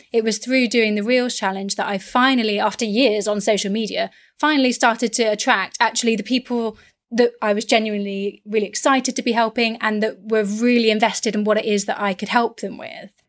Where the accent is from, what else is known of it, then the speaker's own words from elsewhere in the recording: West Country, South West England, United Kingdom; I'm from the West Country